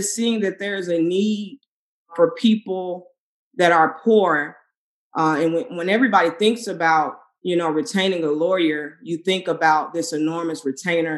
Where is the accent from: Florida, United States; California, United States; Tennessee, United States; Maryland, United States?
Tennessee, United States; Memphis; moved away as an adult; also born or lived in Arkansas; now in Chicago, United States; I grew up in Memphis, went to undergrad in Arkansas, and I moved to Chicago to do grad school